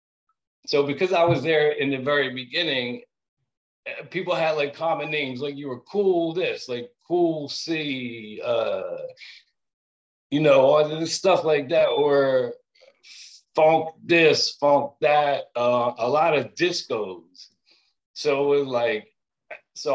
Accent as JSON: {"language": "English", "town": "Philadelphia", "region": "Pennsylvania", "country": "United States", "tie": "born or raised there", "said": "being an Italian dude and growing up in Germantown"}